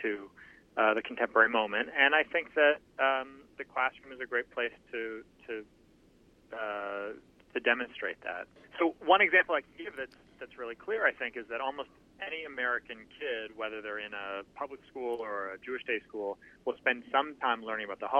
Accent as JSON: {"language": "English", "town": "Toronto", "region": "Ontario", "country": "Canada", "tie": "born or raised there", "said": "I grew up in Toronto in Canada"}